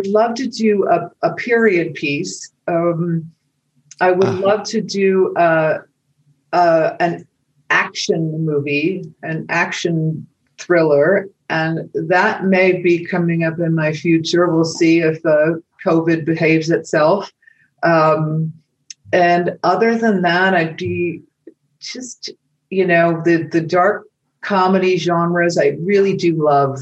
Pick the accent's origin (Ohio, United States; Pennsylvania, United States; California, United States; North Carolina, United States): Ohio, United States; Dayton; I'm a Dayton, Ohio girl